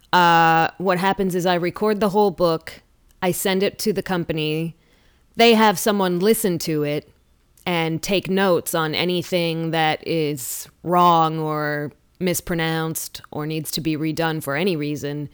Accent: Lansing, Michigan, United States; born or raised there

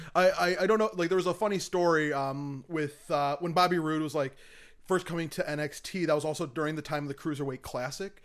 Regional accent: Michigan, United States; moved away; I'm from Michigan originally

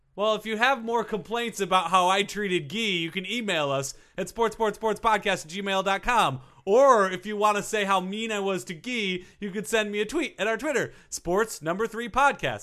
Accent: Minnesota, United States; I grew up in Minnesota

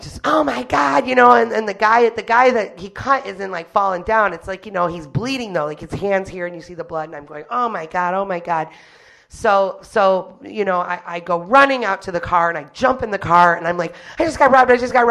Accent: Detroit, Michigan, United States; I was born and raised in Detroit proper

